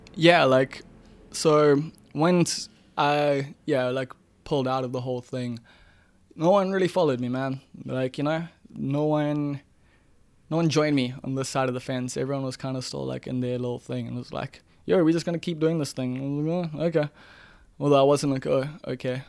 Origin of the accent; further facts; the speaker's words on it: Umbilo, KwaZulu-Natal, South Africa; growing up in Mbilo